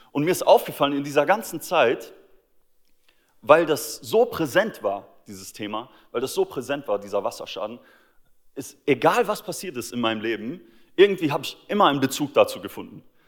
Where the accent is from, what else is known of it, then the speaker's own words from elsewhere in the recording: Austria; moved away; mein Heimatland Österreich